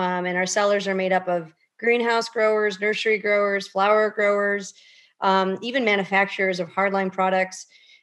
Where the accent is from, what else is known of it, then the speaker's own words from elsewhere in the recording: Chicago, Illinois, United States; I'm born and raised in the Chicagoland area.